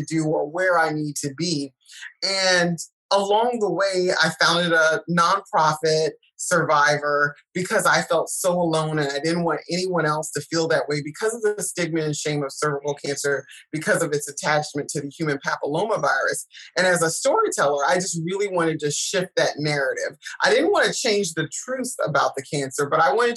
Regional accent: South Carolina, United States; I'm from South Carolina, so I do say y'all

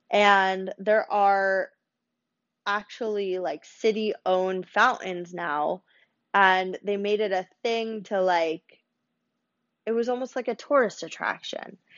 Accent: Florida, United States; also born or lived in New York / Minnesota; I think I'm just like naturally a tourist at heart growing up in Florida um, and then New York, and then Duluth.

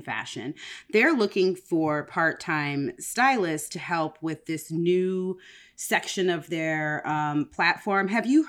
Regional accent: Woodbridge, Virginia, United States; So, weird fun fact, I grew up in Woodbridge, Virginia, and one of the places I grew up was Woodbridge, Virginia

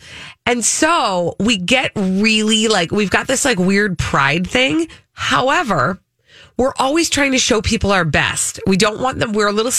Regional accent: Minnesota, United States

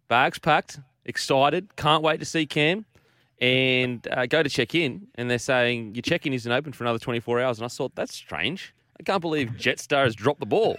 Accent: Queensland, Australia; As a Queenslander

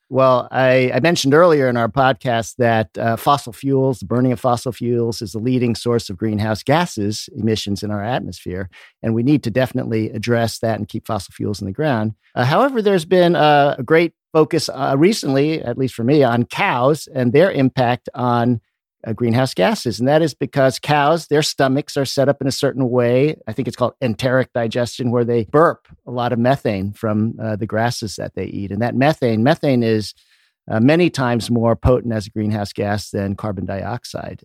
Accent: Washington, District of Columbia, United States; I grew up in the Washington, D C area.

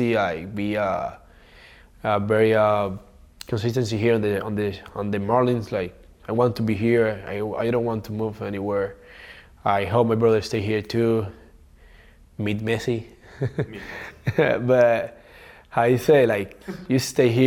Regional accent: Cuba; moved away; I come from Cuba

